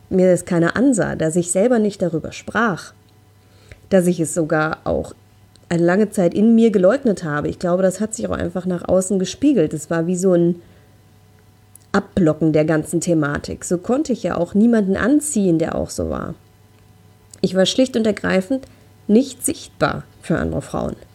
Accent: North Rhine-Westphalia, Germany; Also ich komme hier aus dem Ruhrgebiet, wir haben hier in Essen Frauenpartys

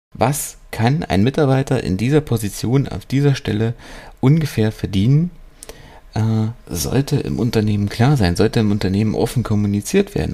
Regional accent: Germany; hier bei uns in Deutschland

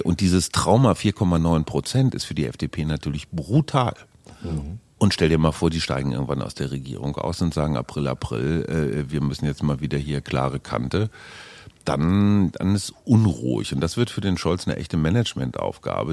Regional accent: Münster, North Rhine-Westphalia, Germany; moved away as an adult; also born or lived in Munich; now in Berlin, Germany; also ich bin in Münster groß geworden

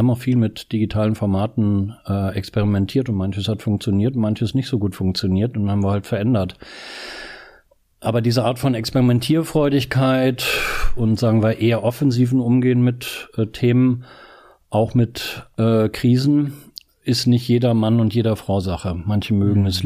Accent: Northern Germany, Germany; ich komme aus Norddeutschland und so, und früher bin ich viel Fahrrad gefahren

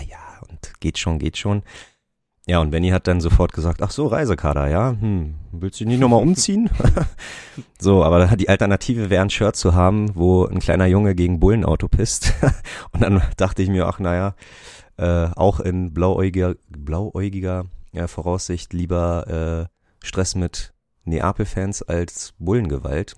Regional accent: Berlin, Germany; ich komme aus Berlin

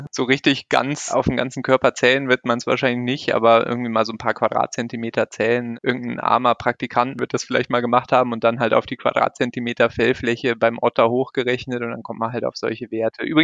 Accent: North Rhine-Westphalia, Germany; Also ich bin auch nicht aus Bayern. Ursprünglich äh, komme ich aus dem Rheinland. Ich bin in der Nähe von Köln aufgewachsen.

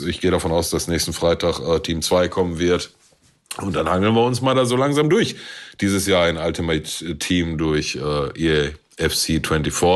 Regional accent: Germany; wir als Deutsche

